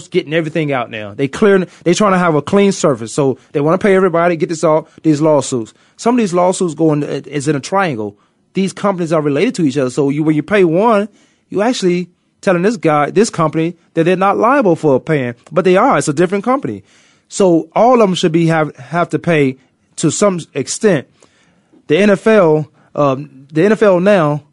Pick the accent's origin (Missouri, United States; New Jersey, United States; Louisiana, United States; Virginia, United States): Virginia, United States; accent: Virginia; my Virginia accent, that would never go away